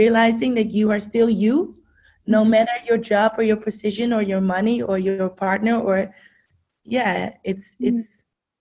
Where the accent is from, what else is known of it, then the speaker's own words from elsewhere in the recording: Amsterdam, North Holland, Netherlands; English is a second language; moved away as an adult; now in United States; I grew up, like you said, in Amsterdam, born and raised